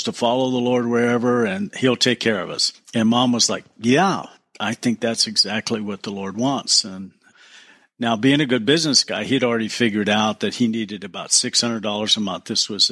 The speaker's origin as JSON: {"language": "English", "region": "Southern California", "country": "United States", "tie": "born or raised there", "said": "I was born in Southern California"}